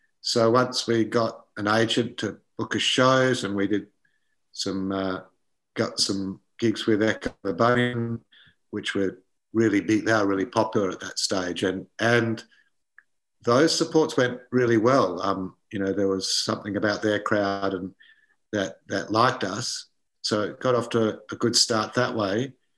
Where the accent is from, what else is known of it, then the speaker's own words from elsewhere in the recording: Perth, Western Australia, Australia; You know, we came across from Perth, went to Sydney, stayed there for 6 months, went down to Melbourne